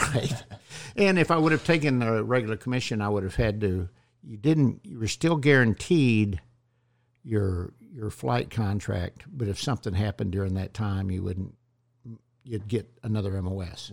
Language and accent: English; Bellevue, Nebraska, United States; Bellevue, Nebraska, which was right there at uh, Omaha. Or it's a little town outside of Omaha where all the SAC kids went.